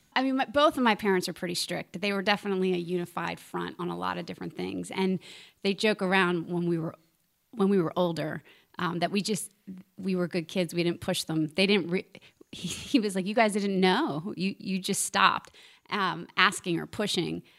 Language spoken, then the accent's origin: English; Philadelphia, Pennsylvania, United States; moved away; I grew up in Philadelphia. There's a church on every corner.